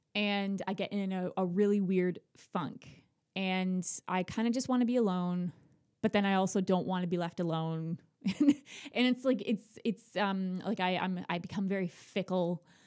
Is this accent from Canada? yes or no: yes; Ontario, Canada; moved away as an adult; now in Nova Scotia, Canada; I'm not from Nova Scotia. I'm from Ontario